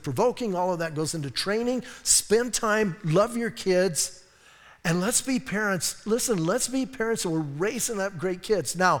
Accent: Bisbee, Arizona, United States; now in Sierra Vista, United States; I was raised in Bisbee

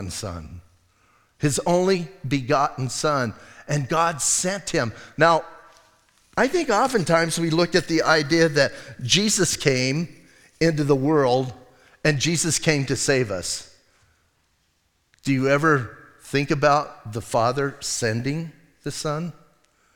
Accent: Bisbee, Arizona, United States; I'm from Bisbee.

